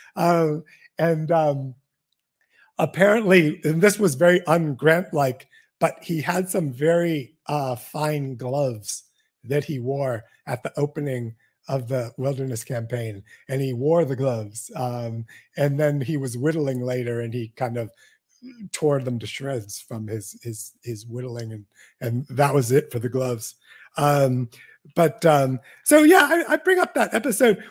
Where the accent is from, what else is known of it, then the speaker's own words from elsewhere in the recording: Washington, District of Columbia, United States; I'm from Washington, D C